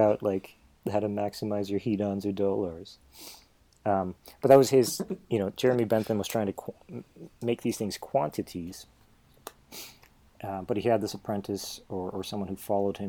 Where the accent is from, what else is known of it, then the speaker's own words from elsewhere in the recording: Poland; moved away; I was born in Poland